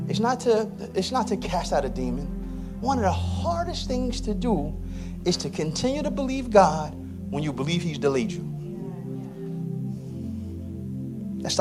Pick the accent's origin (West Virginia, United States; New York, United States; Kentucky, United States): New York, United States; New York City; I'm from Southeast Queens.